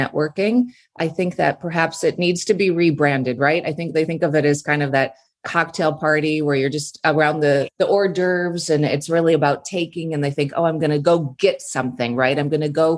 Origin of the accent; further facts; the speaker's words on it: Minnesota, United States; moved away as an adult; now in California, United States; I grew up in Minnesota, pretty simple background.